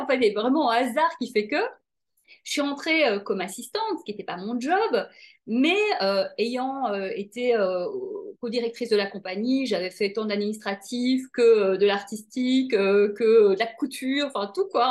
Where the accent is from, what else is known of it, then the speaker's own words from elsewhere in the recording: Brussels, Brussels-Capital Region, Belgium; j'ai grandi à Bruxelles